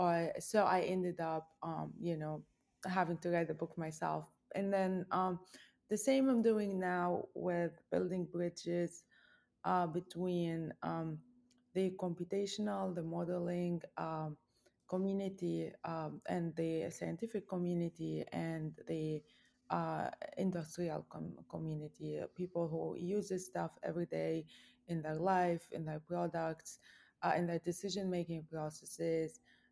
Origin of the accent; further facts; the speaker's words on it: Lebanon; now in United States; I am from Lebanon. I am a math professor in the United States at the University in Virginia, James Madison University.